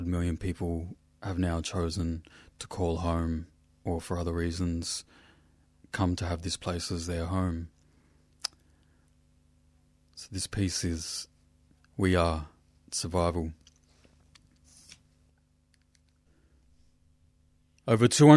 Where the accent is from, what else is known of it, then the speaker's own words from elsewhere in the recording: Australia; In Western language, I'm from Yota Yota country